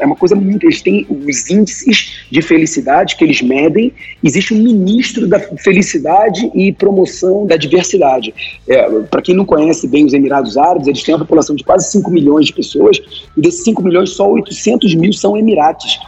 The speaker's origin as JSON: {"language": "Portuguese", "country": "Brazil", "tie": "born or raised there", "said": "O que falta no Brasil hoje, o que a gente vê, principalmente na minha cidade natal"}